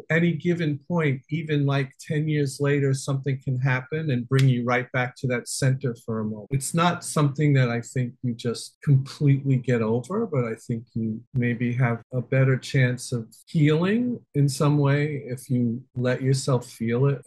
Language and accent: English; New York City, New York, United States; I grew up in New York City, in Manhattan and Queens